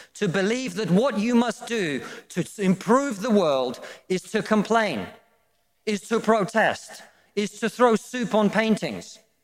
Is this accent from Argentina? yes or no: no; Russia; now in United Kingdom